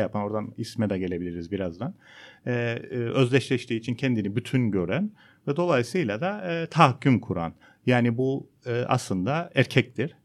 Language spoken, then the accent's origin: Turkish; Cyprus; ben Kıbrıslıyım